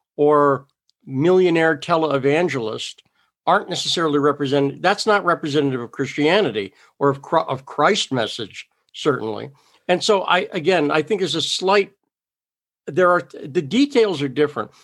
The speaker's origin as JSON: {"language": "English", "region": "Massachusetts", "country": "United States", "tie": "born or raised there", "also_born_or_lived": "New York / California / Idaho", "moved": "yes", "lives_now": "South Dakota, United States", "said": "I grew up in Massachusetts"}